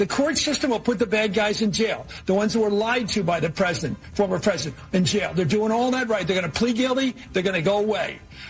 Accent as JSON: {"language": "English", "town": "Philadelphia", "region": "Pennsylvania", "country": "United States", "tie": "born or raised there", "said": "when I was growing up in Philadelphia"}